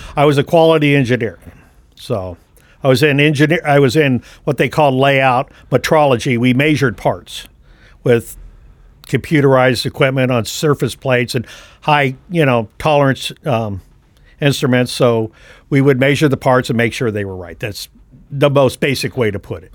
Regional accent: San Francisco, California, United States; moved away as an adult; now in Kokomo, United States; I was born and raised right there in the Bay Area.

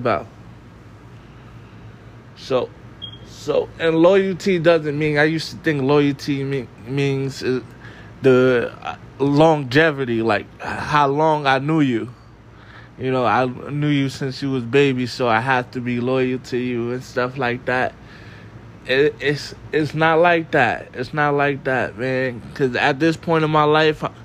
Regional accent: New York City, New York, United States; I was from the Bronx.

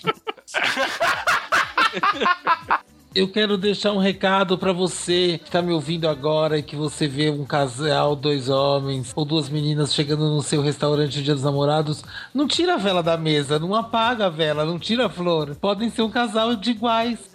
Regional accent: São Paulo, Brazil; also born or lived in Balneário Camboriú; now in Jaraguá do Sul, Brazil; eu nasci na Frei Caneca com a Paulista, né, na maternidade de São Paulo. Eu moro em Jaraguá do Sul.

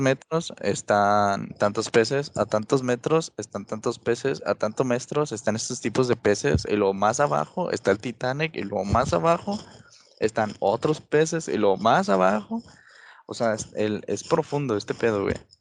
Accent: Mexico; soy, mexicano.

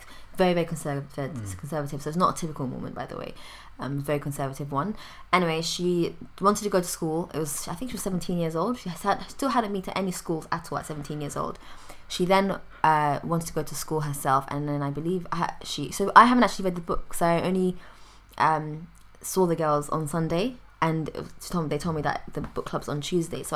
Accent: London, United Kingdom; I'm from London? Normally, I always now say London or England, from outside the country

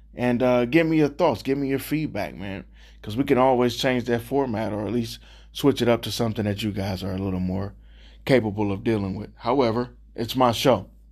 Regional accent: Cleveland, Ohio, United States; I'm born and raised in Cleveland

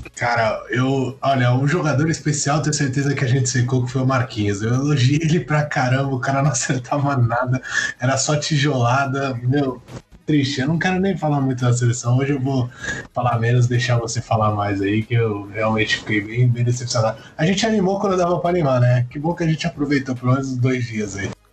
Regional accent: Brazil; como bom brasileiro

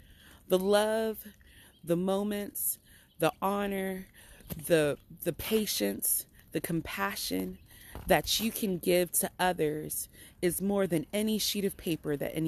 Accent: Benin City, Edo, Nigeria; also born or lived in Holly Hill, United States; So, yeah, I'm a Nigerian princess. By way of Benin, Nigeria, and Holly Hill, South Carolina.

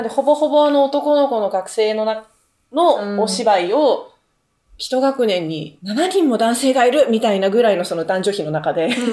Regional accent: Gunma, Japan; 私群馬出身で田舎

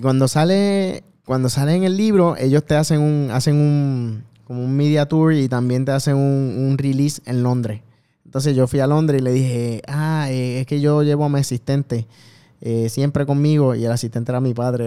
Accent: Bayamón, Puerto Rico; Yo soy de Bayamón

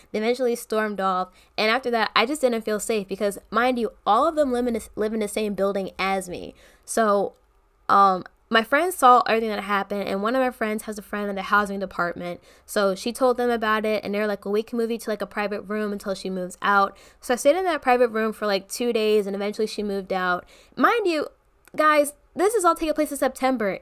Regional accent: Maryland, United States; I'm from Maryland

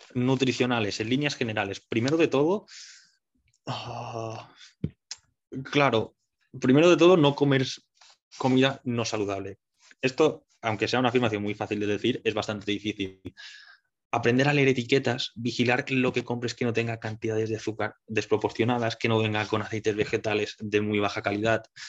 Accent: Mallorca, Balearic Islands, Spain; moved away as an adult; now in Barcelona, Spain; yo soy un chaval de Mallorca que vino a Barcelona hace eh, siete años ya

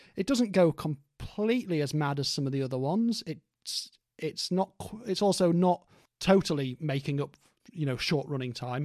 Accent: Stoke-on-Trent, West Midlands, United Kingdom; this is where I was growing up in Stoke as a teenager

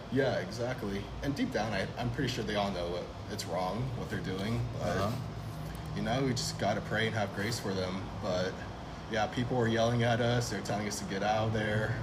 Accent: Fresno, California, United States; I was born and raised here in Fresno, California

